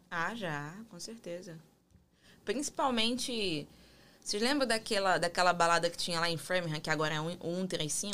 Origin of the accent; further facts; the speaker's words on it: Brazil; now in United States; eu sou brasileira